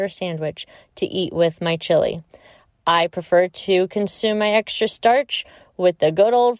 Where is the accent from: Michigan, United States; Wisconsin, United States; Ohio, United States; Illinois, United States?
Illinois, United States; also born or lived in Indiana / Kentucky; now in Iowa, United States; I was born and raised in Illinois, lived in Indiana, Kentucky, and the past 20 years in Iowa.